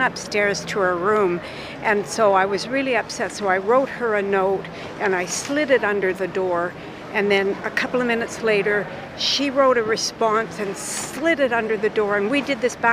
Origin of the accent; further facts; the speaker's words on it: British Columbia, Canada; we're from British Columbia